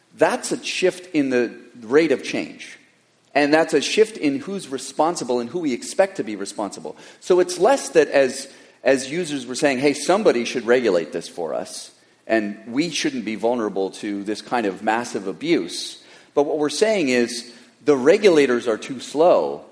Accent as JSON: {"language": "English", "country": "Canada", "tie": "born or raised there", "moved": "yes", "lives_now": "Silicon Valley, United States", "said": "I was born in Canada"}